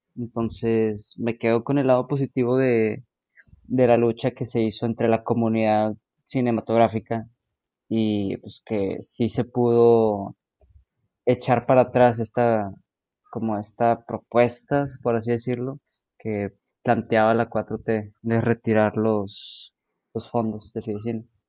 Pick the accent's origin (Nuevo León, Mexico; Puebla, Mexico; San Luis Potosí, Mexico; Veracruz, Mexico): Nuevo León, Mexico; el cine de mi estado, de mi tierra